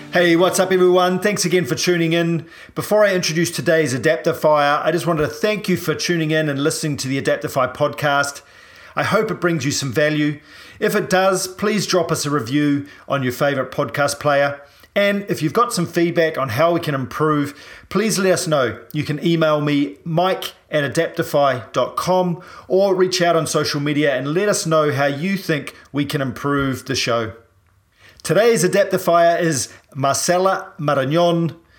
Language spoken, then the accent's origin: English; New Zealand; I'm a paraplegic from New Zealand